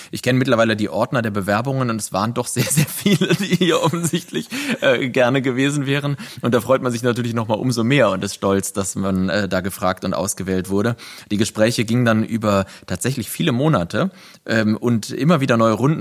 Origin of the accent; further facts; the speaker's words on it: countryside between Cologne and Bonn, North Rhine-Westphalia, Germany; moved away as an adult; also born or lived in Berlin; jetzt haben wir unsere Homebase zwischen Köln und Bonn auf dem Land, auf dem, wo ich aufgewachsen bin, meinem Elternhaus